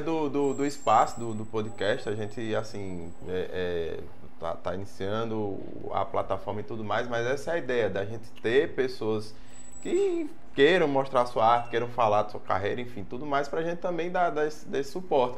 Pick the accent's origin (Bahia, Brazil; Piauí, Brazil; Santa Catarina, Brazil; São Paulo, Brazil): Bahia, Brazil; Juazeiro; eu sou filho da terra, sou, sou de Juazeiro